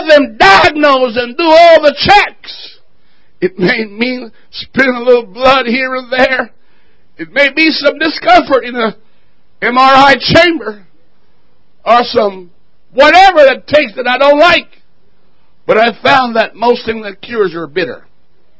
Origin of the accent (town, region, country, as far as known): Jamaica; moved away